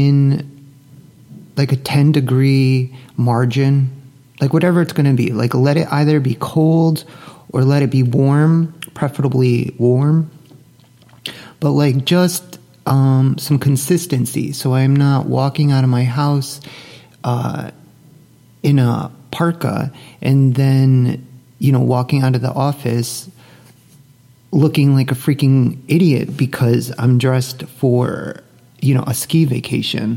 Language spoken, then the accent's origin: English; Northeast, United States; moved away as an adult; also born or lived in Dallas-Fort Worth, Texas; now in Dallas, United States; growing up in the Northeast